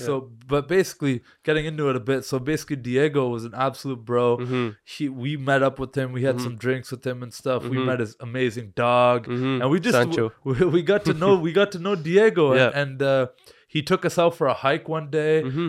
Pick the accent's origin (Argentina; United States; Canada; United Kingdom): Canada; Oh, you're from Canada. I'm like, yeah, man, we're from Canada.